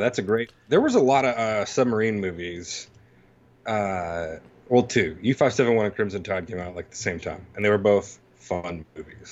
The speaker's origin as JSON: {"language": "English", "region": "Mississippi", "country": "United States", "said": "I'm from Mississippi"}